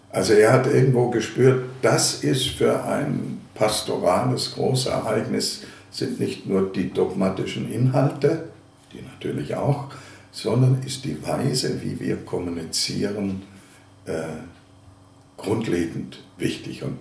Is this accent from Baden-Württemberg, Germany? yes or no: yes; Ravensburg, Baden-Württemberg, Germany; now in Dresden, Germany; Geboren bin ich in der Gegend des Bodensees in Ravensburg. Manche kennen vielleicht die Ravensburger Spiele, also von dort komme ich her.